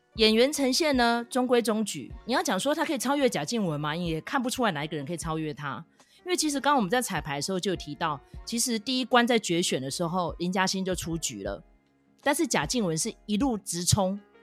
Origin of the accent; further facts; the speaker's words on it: Tainan, Taiwan; 好像是在讲我们台南那边发生的事情这样子。